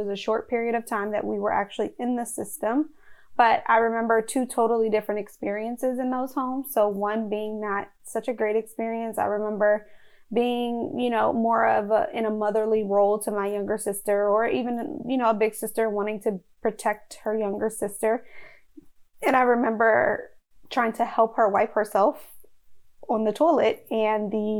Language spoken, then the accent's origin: English; Alexandria, Virginia, United States; I was born and raised in Alexandria, Virginia in the United States.